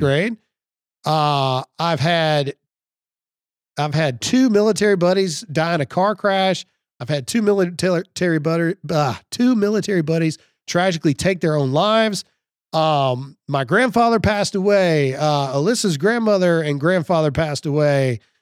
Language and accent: English; Mississippi, United States; I'm from Mississippi.